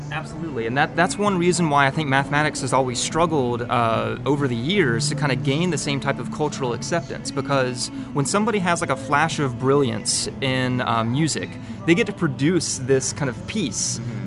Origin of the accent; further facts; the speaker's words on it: Winston-Salem, North Carolina, United States; moved away as an adult; now in Rock Hill, United States; I grew up in North Carolina in uh, Winston-Salem, and uh, born and raised all my life